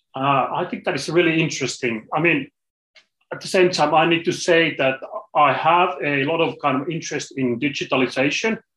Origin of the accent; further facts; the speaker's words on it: Finland; I'm coming from Finland, small country in the corner of Europe